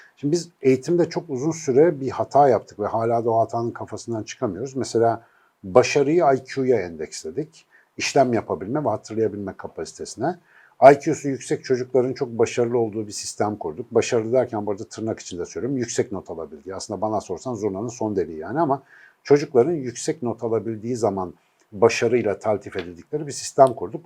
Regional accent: Ankara, Turkey; now in Istanbul, Turkey; bir Ankaralı olarak

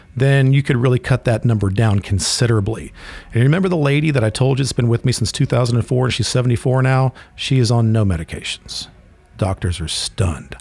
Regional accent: Florida, United States; I grew up in Florida

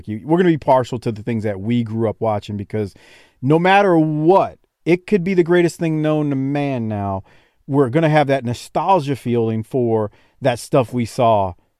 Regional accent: New Orleans, Louisiana, United States; I grew up in New Orleans

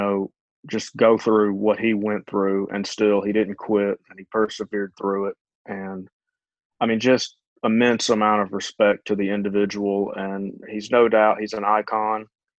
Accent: Georgia, United States; I'm from Georgia, so I've spent all 27 years of my life here.

